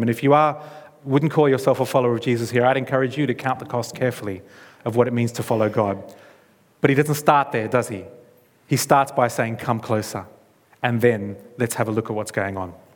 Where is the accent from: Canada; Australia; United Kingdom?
Australia; moved away; I'm from Australia. All of my, my blood family is in that country.